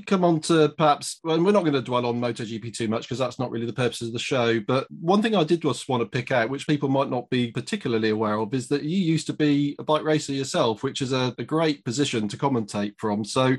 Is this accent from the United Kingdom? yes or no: yes; United Kingdom; I really want to focus in as a Brit